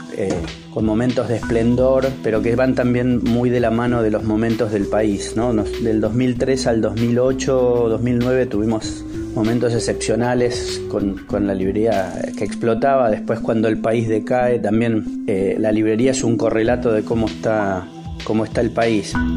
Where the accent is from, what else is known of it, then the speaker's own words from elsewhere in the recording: Castelar, Buenos Aires Province, Argentina; en el año 71 en Castelar, donde nací